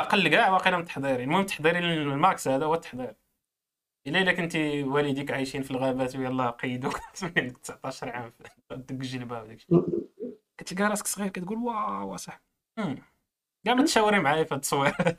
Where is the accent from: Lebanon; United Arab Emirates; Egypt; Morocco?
Morocco; كمغربي إيه، عندي باسبور خضر